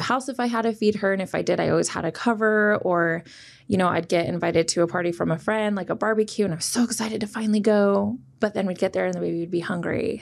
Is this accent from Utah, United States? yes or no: yes; Kearns, Utah, United States; I grew up in Kearns, which is, like, the west side.